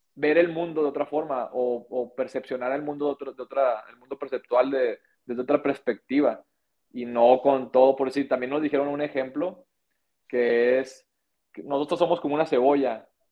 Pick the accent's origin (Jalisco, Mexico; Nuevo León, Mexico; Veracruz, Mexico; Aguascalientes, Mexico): Nuevo León, Mexico; Monterrey; now in Guadalajara, Mexico; yo soy de Monterrey, eh, en este caso yo nací en Monterrey, y Nuevo León